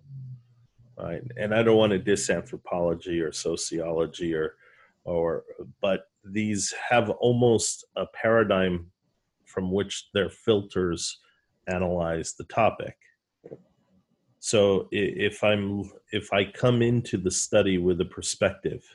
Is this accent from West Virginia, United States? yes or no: no; New York, United States; accent: New York; my New York accent